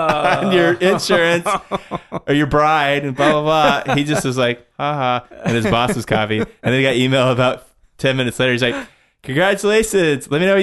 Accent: Dallas, Texas, United States; also born or lived in Kentucky; I grew up in Dallas. Oh, I mean, Dallas. I started first grade in Texas.

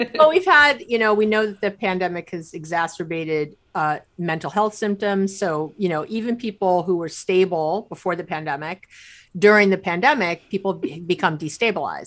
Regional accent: New York City, New York, United States; moved away as an adult; also born or lived in Israel; now in Bay Area, California, United States; grew up in New York City

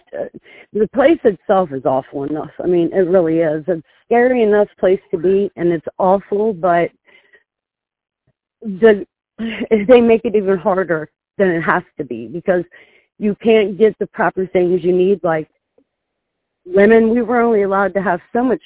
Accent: Ohio, United States; I'm from Ohio

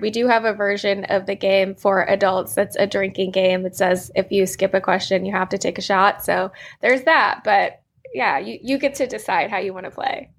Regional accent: Manassas, Virginia, United States; I grew up in Manassas, Virginia, which is a smaller town

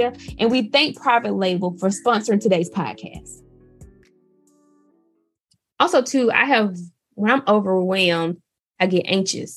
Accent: Mississippi, United States; I'm from Mississippi. I'm Southern

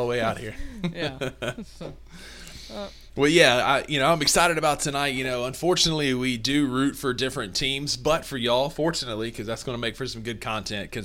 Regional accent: Kossuth, Mississippi, United States; accent: sad country accent; Kossuth accent; you and I went to the same school with the same teachers and grew up in the same area

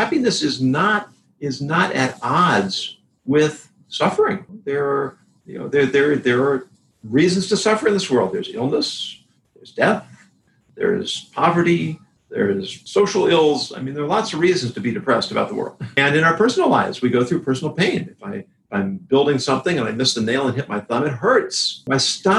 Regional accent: California, United States; Growing up in California and going to college there in the 70s and 80s

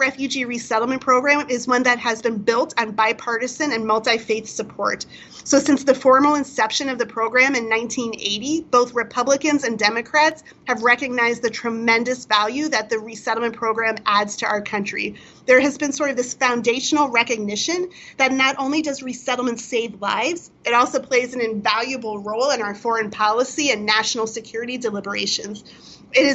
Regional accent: United States; not only as an organization, but as American Jews, this notion of welcoming the stranger.

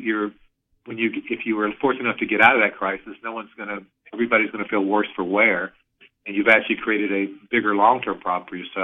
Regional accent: Alabama, United States; moved away; I grew up in Alabama

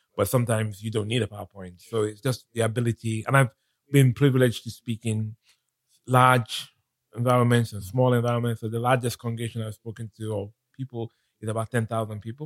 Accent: Nigeria; moved away as an adult; also born or lived in London, United Kingdom; now in United Kingdom; I was born in London. Mm-hmm. Um, my parents were studying in the UK and when I was about eight years old, mm-hmm. my parents decided to go back to Nigeria

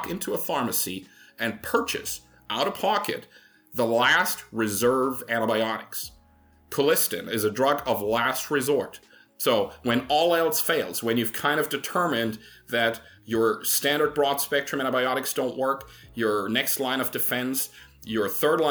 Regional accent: Germany; moved away; I come from Germany originally

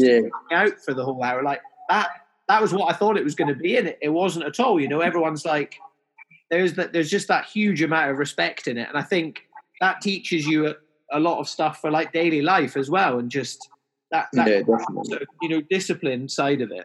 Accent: Highlands of Scotland, United Kingdom; moved away as an adult; also born or lived in Australia; now in The Witterings, United Kingdom; I'm from the Highlands of Scotland

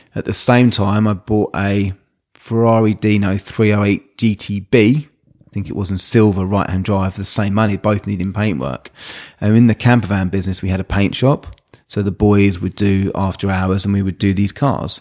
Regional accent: Brighton, South East England, United Kingdom; growing up around the Brighton area

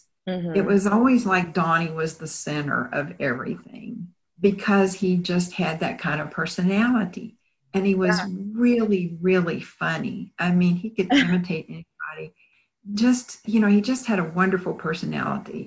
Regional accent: Bryan, Texas, United States; now in Houston, United States; I had remained in my hometown of Bryan

